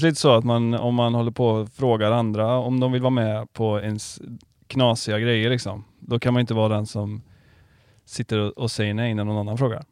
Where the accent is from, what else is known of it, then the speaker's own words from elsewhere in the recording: Karlstad, Värmland, Sweden; now in Varberg, Sweden; jag är inte från Varberg, jag är från eh, Karlstad.